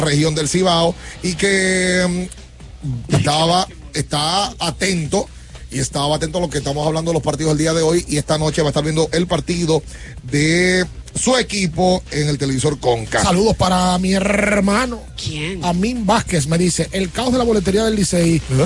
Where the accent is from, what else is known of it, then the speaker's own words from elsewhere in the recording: Mexico; now in Dominican Republic; desde México representante de nuestros amigos de Tequila Volcán, de mi tierra